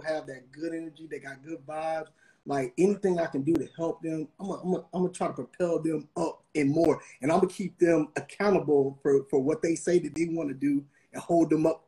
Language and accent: English; Atlanta, Georgia, United States; also born or lived in Kentucky / Savannah; Born in Kentucky, raised in Atlanta